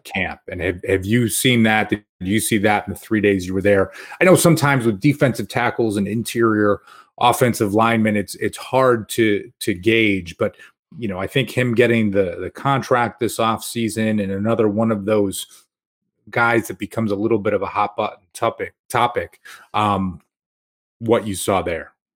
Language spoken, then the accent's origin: English; Rochester, New York, United States; growing up in Rochester